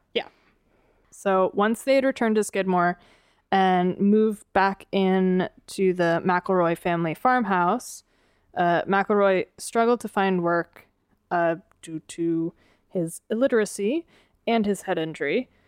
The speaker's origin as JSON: {"language": "English", "region": "Northeast", "country": "United States", "tie": "born or raised there", "said": "I grew up in the Northeast"}